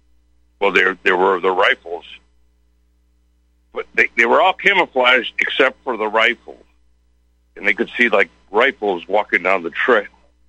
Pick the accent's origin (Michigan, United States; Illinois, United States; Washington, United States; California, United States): Illinois, United States; Chicago; moved away as an adult; also born or lived in Brooklyn, New York; now in Texas, United States; Well, yeah, I'm from Chicago. We're all from Chicago, but we're in Texas now.